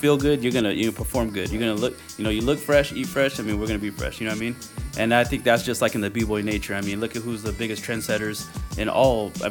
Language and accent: English; next to Walla Walla, the corner of Washington, United States; I'm from the corner of Washington